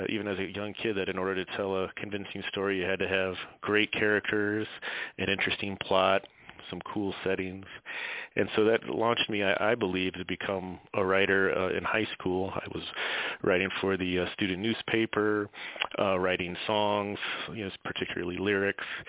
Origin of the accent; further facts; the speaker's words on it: Tampa, Florida, United States; as a kid growing up in Tampa, Florida, in the 80s.